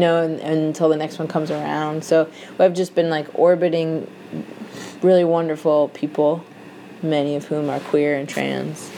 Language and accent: English; Madison, Wisconsin, United States; moved away as an adult; also born or lived in Seattle; now in New York, United States; there was a group of Jewish kids that I grew up with in Madison